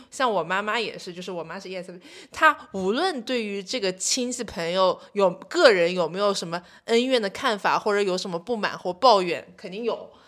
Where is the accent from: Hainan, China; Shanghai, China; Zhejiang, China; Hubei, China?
Zhejiang, China; Hangzhou; 像我一直在杭州这种城市长大的小孩儿